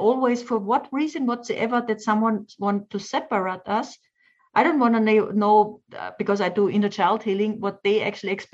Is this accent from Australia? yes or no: no; Austria; English is a second language; I'm an Austrian. We have Austrian German. it's a huge difference with our dialect